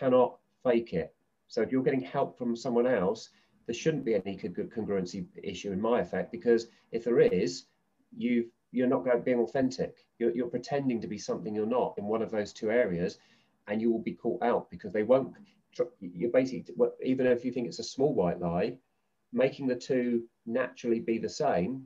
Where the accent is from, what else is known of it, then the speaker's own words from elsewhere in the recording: Southampton, South East England, United Kingdom; Southampton University, my hometown